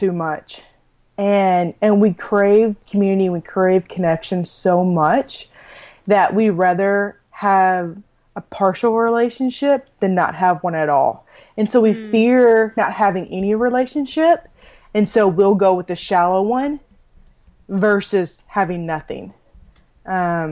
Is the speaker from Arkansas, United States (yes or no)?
yes; Arkansas, United States; also born or lived in New Braunfels, Texas; now in College Station, United States; my hometown in Arkansas